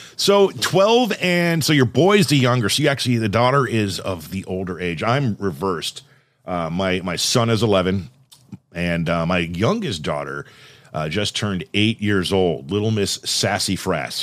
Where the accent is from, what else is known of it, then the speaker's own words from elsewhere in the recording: Southern California, United States; moved away; I'm from Southern California